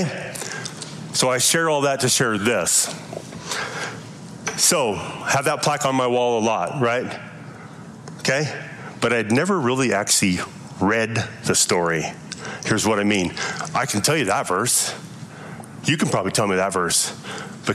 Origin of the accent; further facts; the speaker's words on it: Lovell, Wyoming, United States; I grew up in Lovell, Wyoming, in a Mormon home